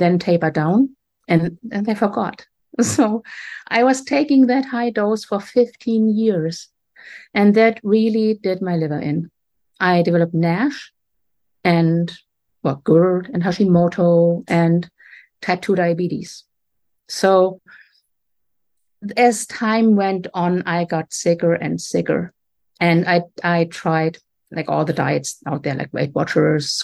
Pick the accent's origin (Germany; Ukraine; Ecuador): Germany; moved away as an adult; also born or lived in Atlantic Canada; now in Canada; I grew up in Germany, but right now I'm on the east coast of Canada